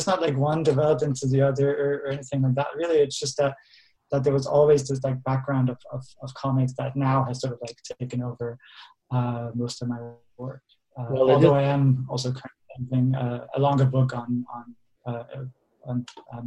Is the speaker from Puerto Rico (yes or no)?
no; Denmark; moved away; I grew up in Denmark, and I'm originally from Denmark